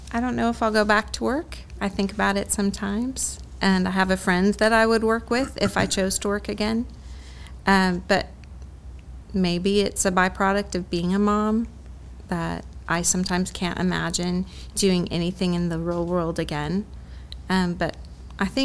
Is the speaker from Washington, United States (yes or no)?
yes; Washington, United States; moved away as an adult; also born or lived in Texas; I grew up in Washington State